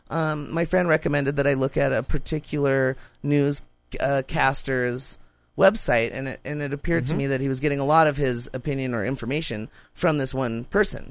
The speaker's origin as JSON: {"language": "English", "region": "Montana", "country": "United States", "tie": "born or raised there", "also_born_or_lived": "Alaska", "said": "I moved back from Alaska, you know, in sixth grade. When I came to schools in Montana"}